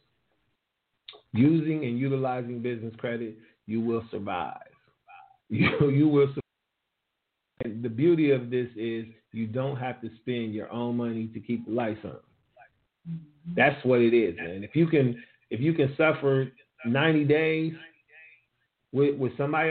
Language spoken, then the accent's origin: English; Ohio, United States; I gave it up for my hometown